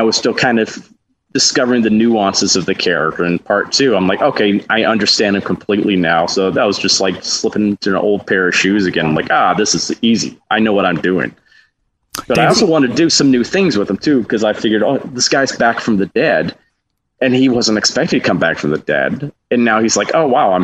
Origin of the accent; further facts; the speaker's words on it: Huntsville, Alabama, United States; just doing children's theater in my hometown of Huntsville.